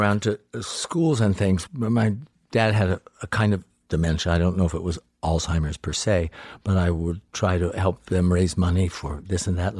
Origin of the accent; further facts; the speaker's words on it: Salisbury, Maryland, United States; I grew up in Salisbury, Maryland. It's a very flat and bigoted part of the town.